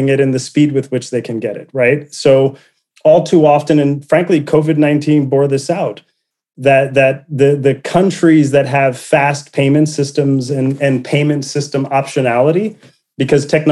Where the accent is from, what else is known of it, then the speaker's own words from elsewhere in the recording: Puerto Rico; moved away; I was born poor in Puerto Rico, first to get through high school and college